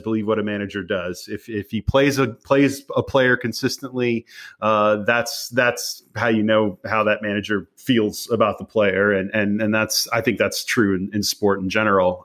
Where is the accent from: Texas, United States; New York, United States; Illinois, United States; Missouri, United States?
Texas, United States; Dallas; I grew up in the Dallas area